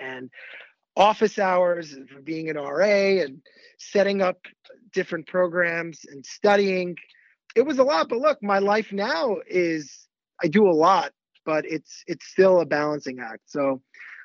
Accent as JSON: {"language": "English", "town": "Great Neck", "region": "New York", "country": "United States", "said": "I'm from Great Neck, which isn't too far from the city"}